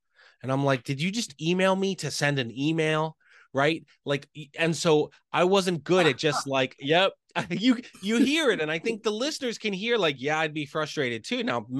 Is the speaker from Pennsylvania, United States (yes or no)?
yes; Lancaster, Pennsylvania, United States; So here in the States, I'm from Lancaster, Pennsylvania. So about an hour and a half, 2 hours outside of Philadelphia.